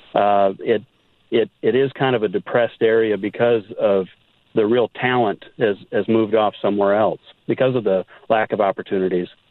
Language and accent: English; Janesville, Wisconsin, United States; now in Nashville, United States; I'm actually from the Janesville area